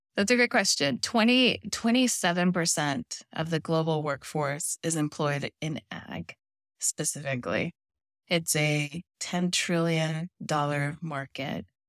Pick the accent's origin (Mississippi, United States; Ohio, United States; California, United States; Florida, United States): California, United States; Los Angeles; also born or lived in Mexico; I was born in Mexico, grew up in Los Angeles